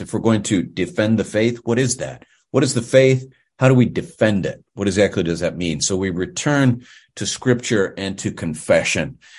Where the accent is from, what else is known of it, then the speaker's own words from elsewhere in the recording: Pittsburgh, Pennsylvania, United States; I'm originally from the western part of the great state of Pennsylvania, or the Commonwealth of Pennsylvania. I grew up in Pittsburgh